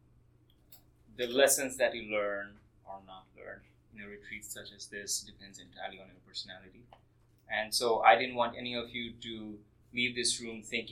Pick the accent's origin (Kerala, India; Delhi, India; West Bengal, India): West Bengal, India; Kolkata; moved away; I was born in Kolkata, India